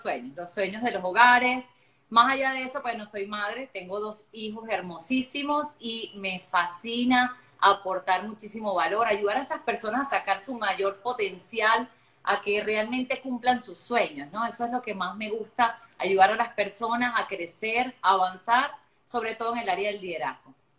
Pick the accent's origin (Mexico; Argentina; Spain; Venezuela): Venezuela; Yo soy venezolana de nacimiento, también tengo otra nacionalidad que es la portuguesa